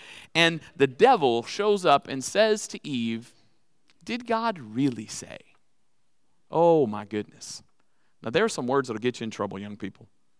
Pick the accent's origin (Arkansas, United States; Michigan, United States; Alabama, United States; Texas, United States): Texas, United States; I'm from Texas, so I have them with me all the time.